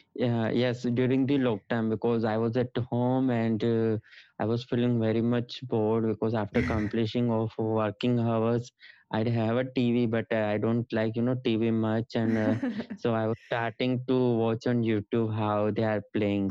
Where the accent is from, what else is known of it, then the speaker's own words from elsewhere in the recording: Somnath, Gujarat, India; moved away as an adult; also born or lived in Ahmedabad; I came to my hometown uh, in the Somnath